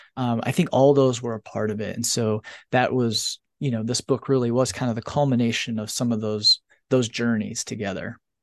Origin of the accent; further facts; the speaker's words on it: northern Indiana, United States; moved away; having grown up in a very religious area of the country in northern Indiana